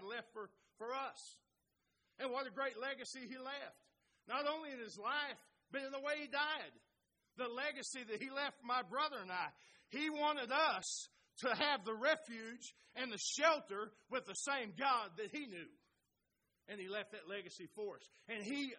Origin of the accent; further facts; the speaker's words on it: Oklahoma, United States; those of us from Oklahoma